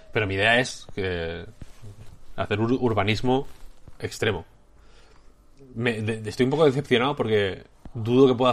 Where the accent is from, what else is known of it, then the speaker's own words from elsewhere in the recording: León, Castile and León, Spain; now in Madrid, Spain; yo soy de León, ¿eh?